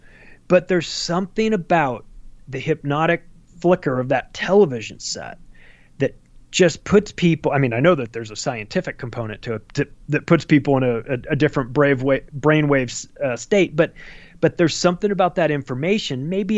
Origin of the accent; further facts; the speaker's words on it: Palm Springs, California, United States; I'm with you 100% because I grew up in Palm Springs, California, huge gay community.